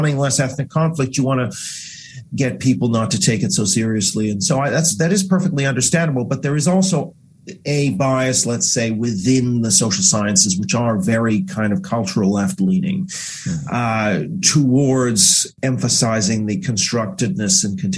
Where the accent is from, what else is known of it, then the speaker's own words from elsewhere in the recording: Vancouver, British Columbia, Canada; also born or lived in Asia; I guess biographically speaking, I grew up a lot in Asia as a Canadian, and I became quite interested in the idea of national identity. And then as a youngster in Vancouver